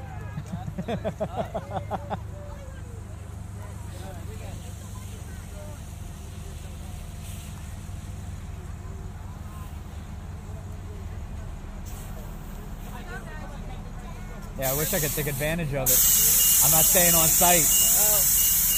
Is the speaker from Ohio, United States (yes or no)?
no; Silver Spring, Maryland, United States; moved away; I grew up in Silver Spring.